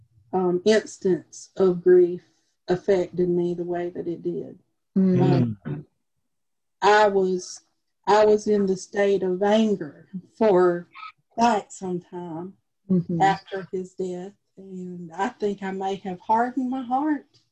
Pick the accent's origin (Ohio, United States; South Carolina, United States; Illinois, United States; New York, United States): South Carolina, United States; Lake City; now in Florence, United States; Grew up in the tiny town of Lake City.